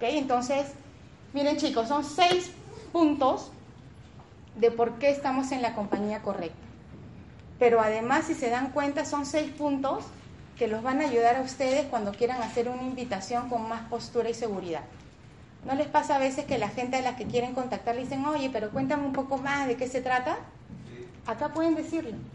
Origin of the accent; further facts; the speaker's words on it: Peru; como peruanos